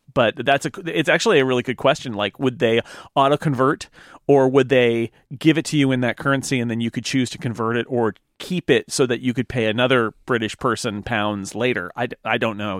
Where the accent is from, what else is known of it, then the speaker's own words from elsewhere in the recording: California, United States; also born or lived in Oakland, California / San Diego, California; I was born in Oakland, but I grew up in the, uh, foothills, which is about a hundred miles east of the Bay Area